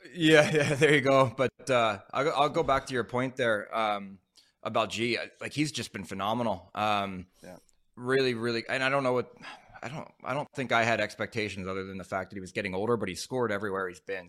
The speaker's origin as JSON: {"language": "English", "town": "Philadelphia", "region": "Pennsylvania", "country": "United States", "also_born_or_lived": "Ottawa", "moved": "yes", "said": "I'm from Philly area"}